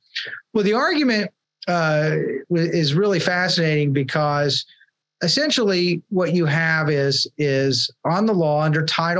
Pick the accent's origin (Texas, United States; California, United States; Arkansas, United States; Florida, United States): Texas, United States; I'll sometimes call it Lancaster because I'm from Texas